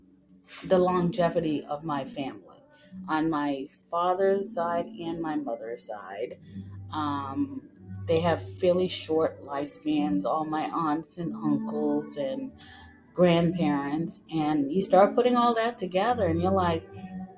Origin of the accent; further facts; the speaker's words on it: Massachusetts, United States; also born or lived in the islands; Grew up in the north in Massachusetts and was actually born in the islands. But I grew up in Massachusetts